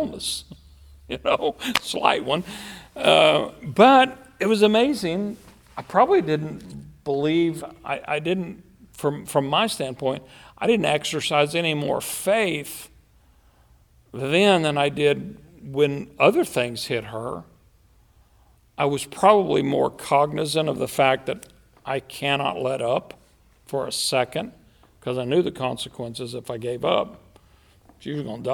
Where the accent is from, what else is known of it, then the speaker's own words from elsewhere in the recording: United States; I'm an American